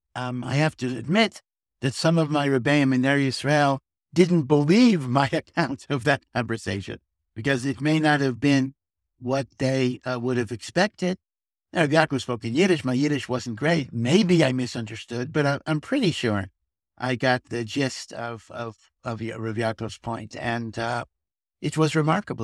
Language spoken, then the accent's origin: English; Hartford, Connecticut, United States; moved away as an adult; also born or lived in Chicago / Silver Spring, Maryland; now in Jerusalem, Israel; I grew up in Hartford, Connecticut, which had a very small Orthodox community